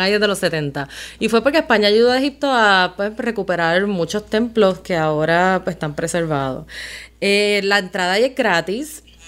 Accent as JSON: {"language": "Spanish", "country": "Puerto Rico", "said": "nosotros como buenos puertorriqueños"}